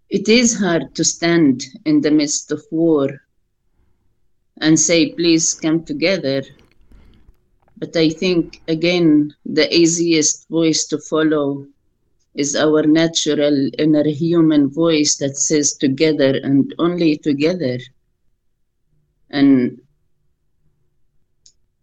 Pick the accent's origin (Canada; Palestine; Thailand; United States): Palestine; Al-Eizariya, West Bank; We grew up in Isaria, which is 20 minutes walk to my grandparents' house in Ras Al Amud